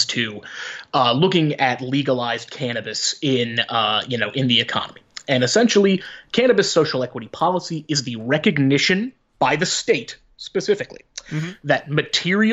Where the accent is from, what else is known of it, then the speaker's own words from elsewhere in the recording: New Jersey, United States; I grew up in New Jersey in an upper middle class area